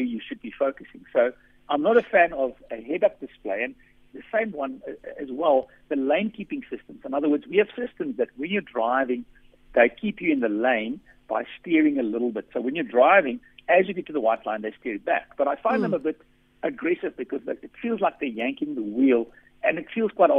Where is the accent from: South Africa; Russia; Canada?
South Africa; accent: Afrikaans; my Afrikaans accent